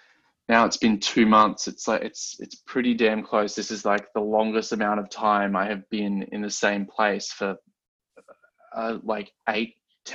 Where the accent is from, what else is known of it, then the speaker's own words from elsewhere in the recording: Australia; moved away; growing up in Australia